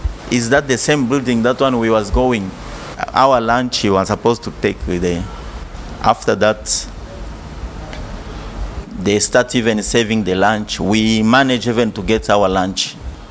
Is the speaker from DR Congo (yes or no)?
yes; DR Congo; now in South Africa; I'm from South Africa, originally from DRC.